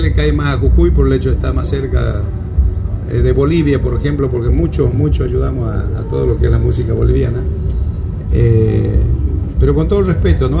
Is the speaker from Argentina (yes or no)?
yes; northern Argentina, Argentina; nosotros los que somos norteños